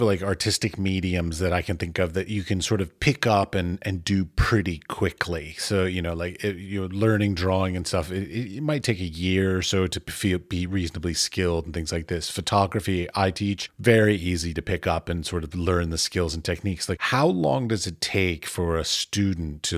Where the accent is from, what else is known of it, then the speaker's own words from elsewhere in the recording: United States; I'm from America